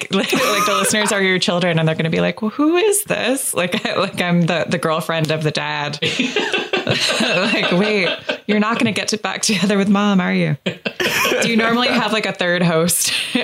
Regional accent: Los Angeles, California, United States; because I'm from Los Angeles, we broke up in I asked for a divorce in couples therapy

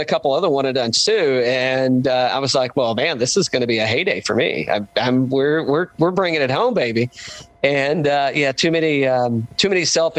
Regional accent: East Coast, United States; growing up on the East Coast

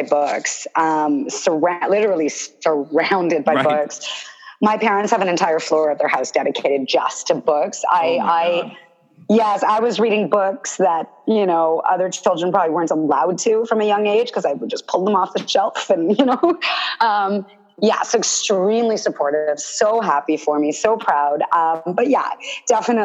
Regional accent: Toronto, Ontario, Canada; born and raised in Toronto

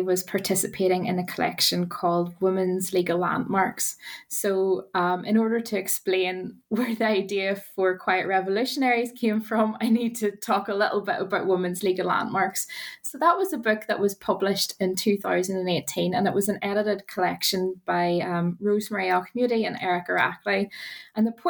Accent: Northern Ireland, United Kingdom; moved away as an adult; now in Wales, United Kingdom; as you might hear from my accent, I'm from Northern Ireland

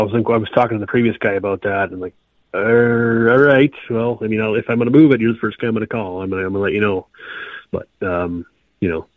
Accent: Rochester, New York, United States; I was raised in Rochester. I live a little further south now

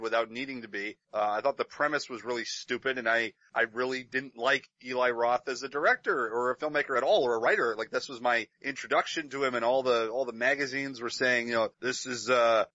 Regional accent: Serbia; now in Canada; definitely Serbian, because that's where I was born. I was born in Serbia, and I have two Serbian parents, so definitely a Serbian that is living in Canada.

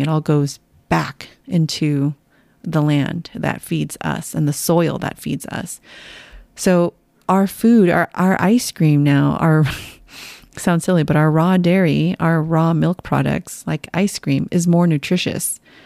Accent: San Jose, California, United States; moved away; You and I were both born and raised in San Jose, in the heart of Silicon Valley

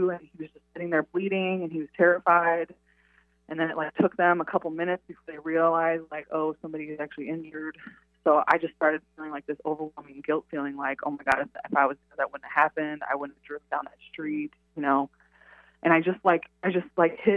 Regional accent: St. Louis, Missouri, United States; moved away as an adult; I grew up in St. Louis, Missouri. I joined the Army when I was 18, and I took off and I went to see the world.

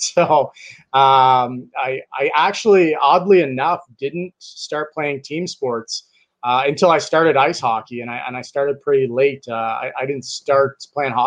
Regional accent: Westland, Michigan, United States; I'm originally from Westland, Michigan. And those listeners that aren't familiar with Michigan, it's a Detroit suburb

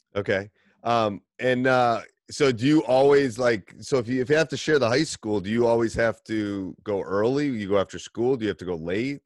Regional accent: Midwest, United States; accent: midwestern drawl; midwestern draw like we have

